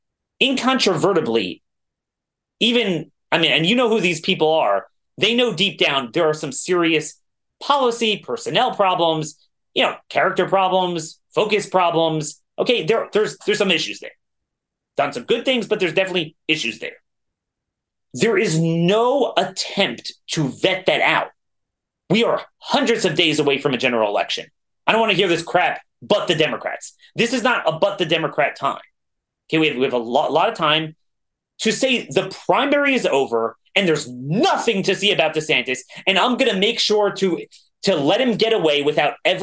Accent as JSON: {"language": "English", "region": "Maryland", "country": "United States", "said": "I'm from Maryland"}